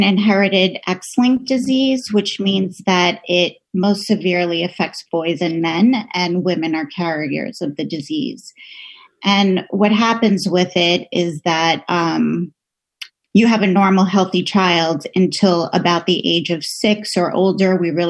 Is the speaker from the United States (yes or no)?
yes; Borough Park, New York, United States; It was just a wonderful time to grow up there, a really close-knit neighborhood.